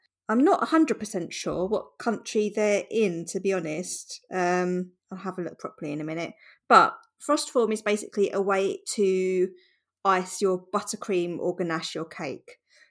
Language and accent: English; Ireland; I'm nearly 30 and I'm from Ireland.